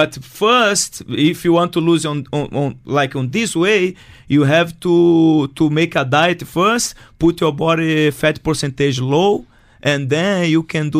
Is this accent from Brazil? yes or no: yes; Brazil; English is a second language; now in United Arab Emirates; Zero English. I come from Brazil to UAE because, like, I'm very shy.